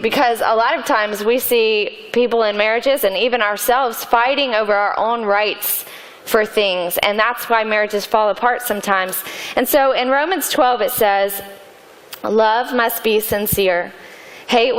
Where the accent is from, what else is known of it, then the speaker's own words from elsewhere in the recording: Atlanta, Georgia, United States; I grew up in Atlanta